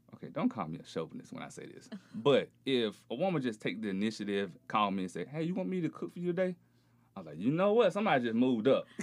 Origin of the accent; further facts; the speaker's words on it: Beatrice, Alabama, United States; also born or lived in Auburn, Alabama; I'm originally from Alabama